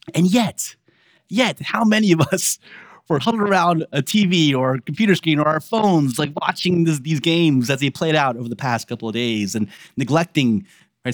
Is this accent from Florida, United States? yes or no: no; Baltimore, Maryland, United States; accent: Baltimore; born and raised in Baltimore, um, and th, that is how we talk with Baltimore